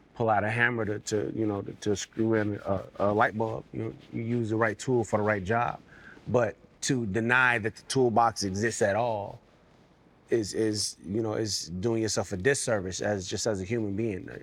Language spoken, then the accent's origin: English; Las Vegas, Nevada, United States; also born or lived in Camden, Arkansas; was born there, did the majority of my growing up in Las Vegas